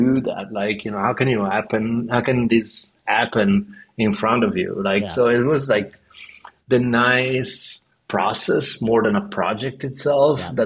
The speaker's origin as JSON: {"language": "English", "town": "Verona", "region": "Veneto", "country": "Italy", "also_born_or_lived": "New York", "moved": "yes", "lives_now": "Copenhagen, Denmark", "said": "I'm from Verona."}